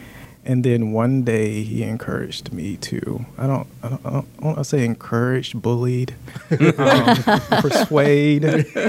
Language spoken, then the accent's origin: English; Florida, United States; He was from Louisiana, I was from Florida, down south people.